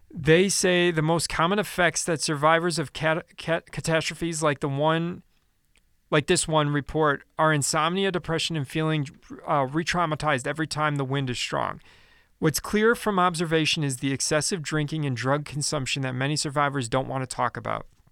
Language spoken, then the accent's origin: English; Chicago, Illinois, United States; I'm from Chicago